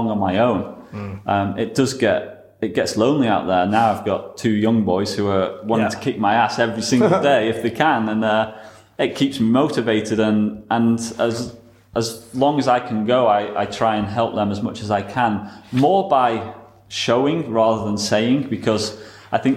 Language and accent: English; United Kingdom